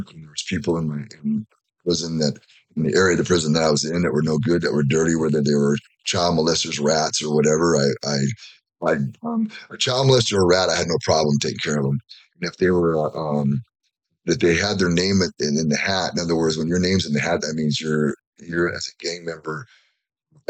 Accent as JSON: {"language": "English", "town": "Fullerton", "region": "California", "country": "United States", "tie": "born or raised there", "also_born_or_lived": "Tahlequah, Oklahoma / Florida", "lives_now": "Yucca Valley, United States", "said": "I grew up in Fullerton"}